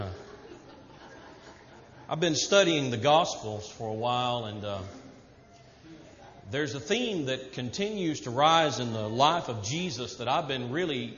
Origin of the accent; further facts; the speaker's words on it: the South, United States; moved away; Not going to change being a Southerner just now that I'm preaching to the Yankees